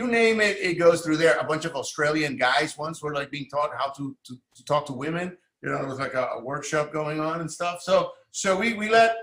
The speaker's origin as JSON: {"language": "English", "town": "San Juan", "country": "Puerto Rico", "tie": "born or raised there", "moved": "as an adult", "lives_now": "New York, United States", "said": "I'm from Puerto Rico. I grew up in San Juan, my father is Cuban"}